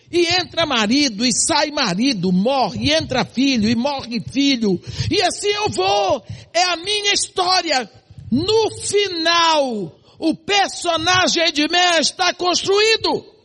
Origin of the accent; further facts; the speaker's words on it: Santarém, Pará, Brazil; born there; moved away; also born or lived in Bahia; Nasci em Santarém do Pará. Mudei para Bahia, outro cenário, para um colégio de freira.